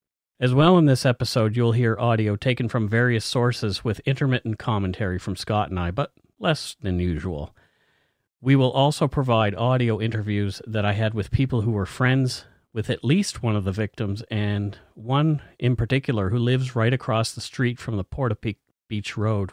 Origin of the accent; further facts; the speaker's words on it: Nova Scotia, Canada; now in British Columbia, Canada; I was born in Nova Scotia.